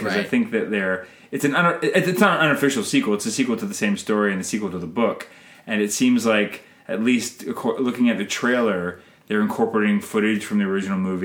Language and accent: English; Canada; I'm Canadian filmmaker